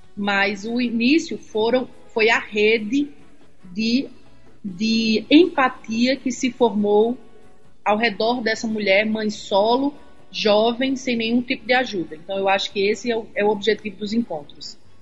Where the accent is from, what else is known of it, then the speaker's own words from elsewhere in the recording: Jardim do Seridó, Rio Grande do Norte, Brazil; Eu sou de Jardim do Seridó, uma cidade bem pequenininha, do lado de Caicó